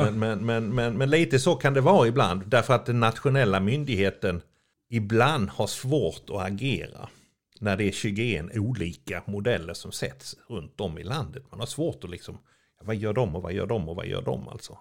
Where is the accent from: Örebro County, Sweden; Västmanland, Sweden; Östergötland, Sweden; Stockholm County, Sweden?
Örebro County, Sweden; Örebro; jag kommer från Örebro